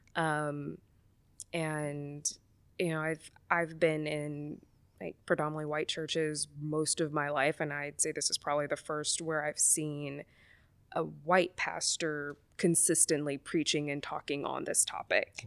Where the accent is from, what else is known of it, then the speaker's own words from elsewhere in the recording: Mobile, Alabama, United States; moved away; I grew up in Mobile, Alabama, so from the Deep South